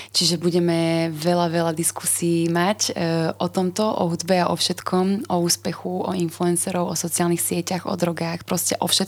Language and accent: Slovak; Slovakia; Uh, my sme ako Slováci veľmi konzervatívny národ